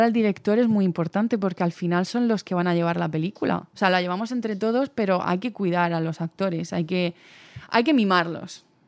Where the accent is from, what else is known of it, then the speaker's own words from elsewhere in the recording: Cartagena, Region of Murcia, Spain; moved away as an adult; now in Valencia, Spain; Yo soy de, Cartagena, de Murcia